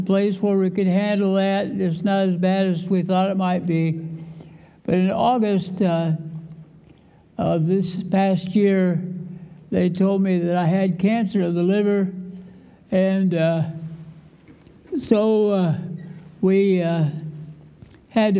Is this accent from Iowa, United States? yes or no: yes; Iowa, United States; I was born and raised in Iowa